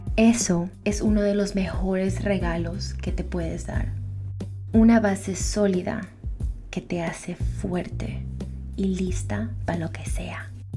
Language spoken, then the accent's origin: Spanish; New York, United States; also born or lived in Ecuador; soy orgullosamente ecuatoriana. Y también nací aquí en Nueva York en el condado de la salsa